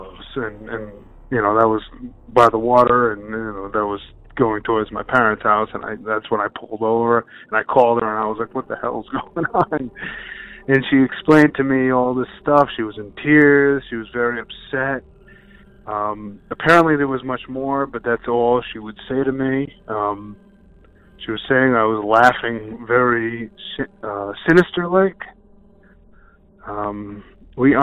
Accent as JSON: {"language": "English", "region": "Rhode Island", "country": "United States", "said": "I'm from Rhode Island."}